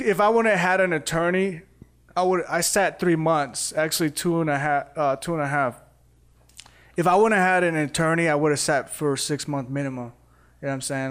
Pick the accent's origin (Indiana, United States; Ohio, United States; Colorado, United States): Indiana, United States; moved away as an adult; also born or lived in Costa Rica / Arizona; now in Las Vegas, United States; in Indiana, I, I started off drawing